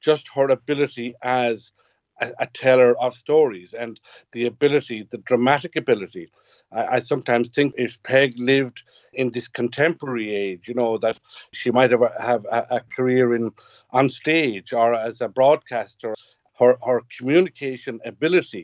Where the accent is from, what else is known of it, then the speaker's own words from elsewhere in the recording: West Kerry, Munster, Ireland; growing up here in West Kerry and growing up in Gaeltacht